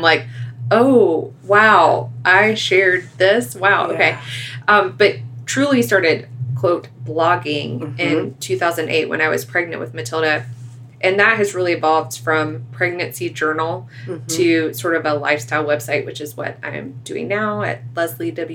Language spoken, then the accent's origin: English; right outside of Atlanta, Georgia, United States; we live right outside of Atlanta in my hometown